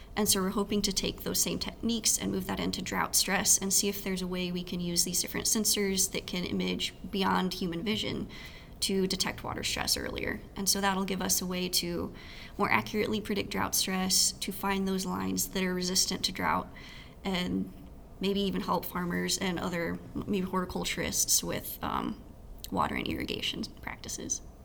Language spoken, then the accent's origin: English; Texas, United States; moved away as an adult; now in Ames, United States; growing up in Texas